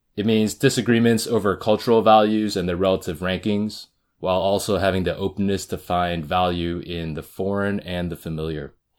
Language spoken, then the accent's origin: English; the Bay Area, California, United States; I'm a second generation Korean American. I grew up in the Bay